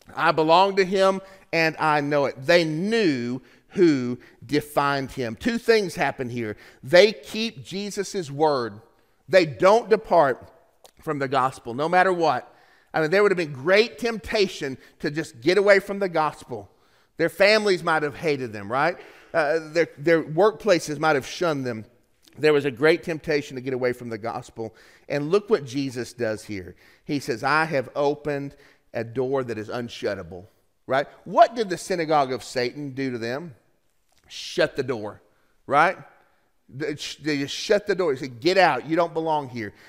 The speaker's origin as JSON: {"language": "English", "region": "Tennessee", "country": "United States", "tie": "born or raised there", "said": "I was in seventh grade in Eastridge Middle School in my hometown."}